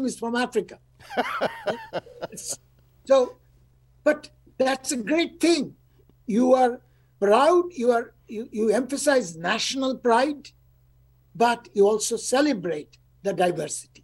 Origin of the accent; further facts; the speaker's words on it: India; now in United States; I live in the United States, I'm from India.